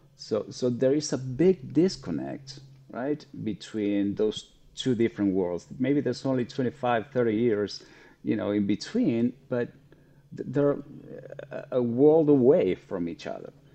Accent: Argentina; now in United States; I'm originally from Argentina

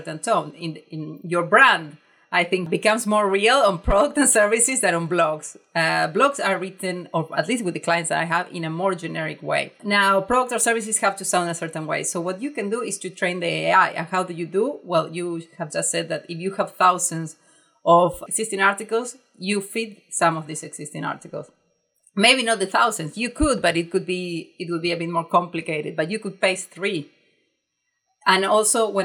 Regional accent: Argentina; English is a second language; I write in a very direct way, in a very Argentinian way.

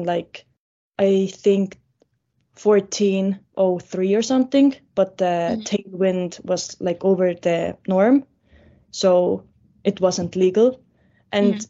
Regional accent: Estonia; I'm from Estonia, so we don't have like this kind of weather here

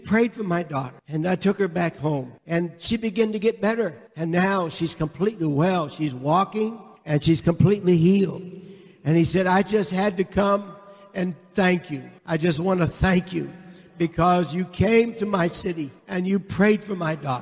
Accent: Canada; I am from Canada. I showed him my Canadian passport

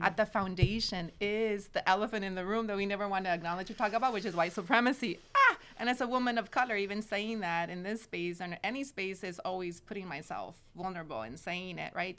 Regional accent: Watsonville, California, United States; I grew up in Watsonville, which is only twenty-five minutes from Santa Cruz

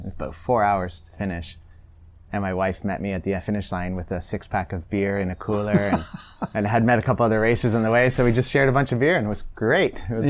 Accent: Prince Edward County, Ontario, Canada; I grew up in Prince Edward County.

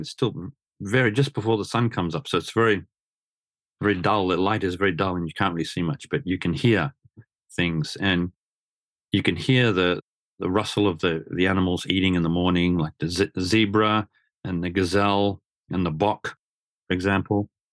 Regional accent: Australia; moved away as an adult; now in Japan; coming to Japan back in the late eighties, growing up in Australia

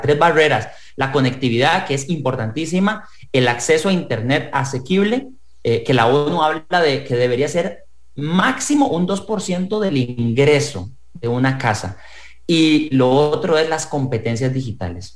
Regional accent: Costa Rica; como ciudadano costarricense

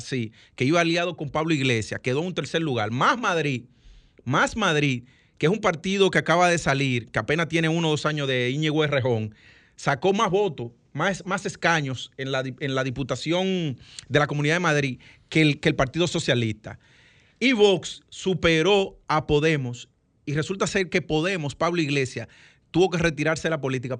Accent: Dominican Republic; como todo dominicano que piensa en su mamá

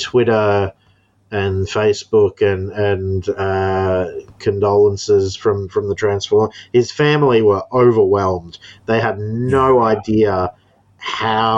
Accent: Townsville, Queensland, Australia; the place I live is called Townsville

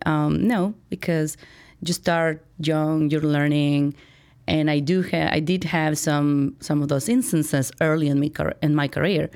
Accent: Chihuahua, Mexico; moved away as an adult; now in Chicago, United States; I was born and raised in Mexico, went to college in Mexico

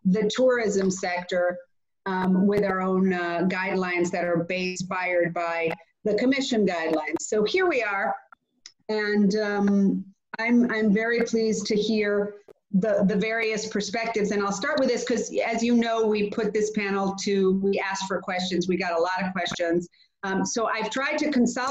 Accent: Greece; In Greece, I can't not mention my home country. I am an MEP from Greece

